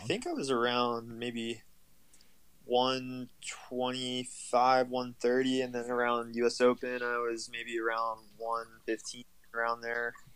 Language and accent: English; Pittsburgh, Pennsylvania, United States; I go home to Pittsburgh, see my family for a couple days